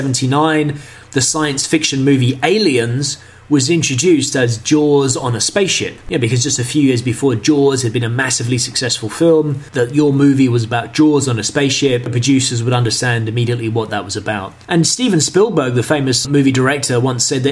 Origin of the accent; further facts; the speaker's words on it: London, United Kingdom; moved away as an adult; also born or lived in China; I grew up in London